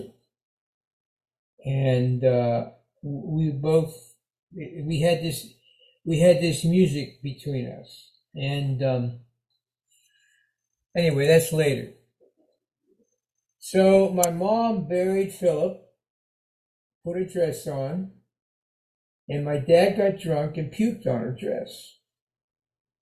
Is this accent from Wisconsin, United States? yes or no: no; Pittsburgh, Pennsylvania, United States; I'm from Pittsburgh.